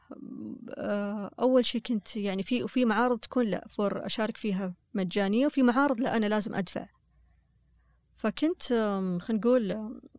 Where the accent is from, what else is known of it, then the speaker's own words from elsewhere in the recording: Saudi Arabia; أنا كسعودية